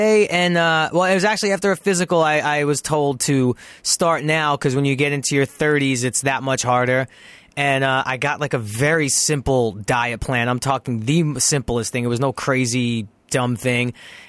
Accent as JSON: {"language": "English", "town": "New York City", "region": "New York", "country": "United States", "tie": "born or raised there", "also_born_or_lived": "Toluca Lake, Los Angeles", "moved": "as an adult", "lives_now": "Los Angeles, United States", "said": "I'm Italian from Brooklyn"}